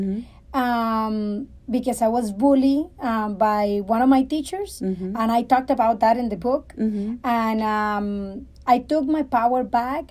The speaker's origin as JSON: {"language": "English", "country": "Colombia", "second_language": "English", "moved": "as an adult", "lives_now": "United States", "said": "I'm originally from Colombia. I have been here 12 years in the States"}